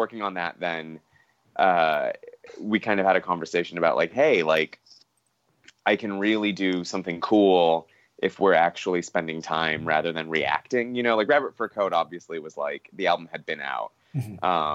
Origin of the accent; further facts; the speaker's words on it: Los Angeles, California, United States; I grew up in Los Angeles